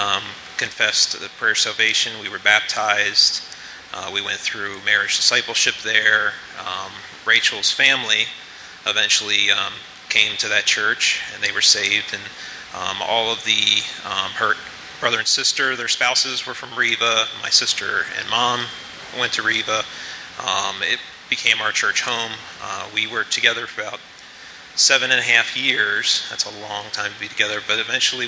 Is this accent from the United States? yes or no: yes; United States; moved away; we're originally from the Baltimore, D.C. area, and we met in our senior year in high school